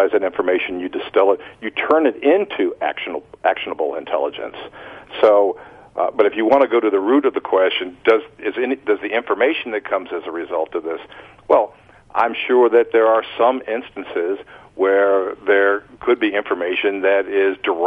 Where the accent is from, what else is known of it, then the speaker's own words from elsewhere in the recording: United States; as an American